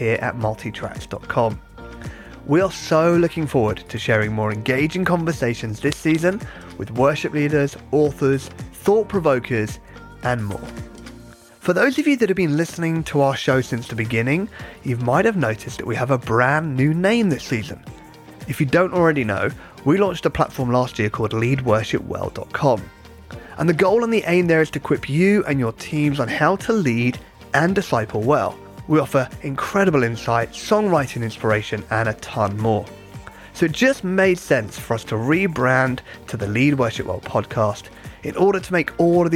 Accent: United Kingdom; accent: British; my British accent

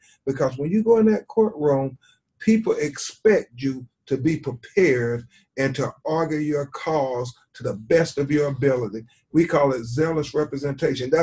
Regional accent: Florida, United States; my home state of Florida

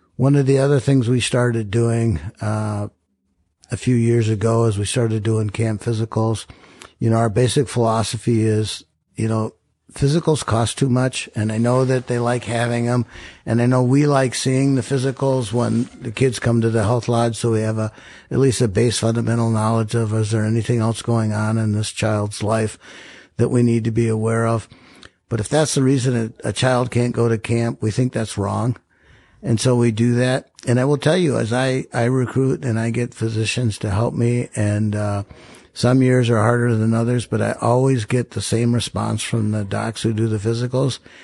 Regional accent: Rochester, Minnesota, United States; I grew up in Rochester.

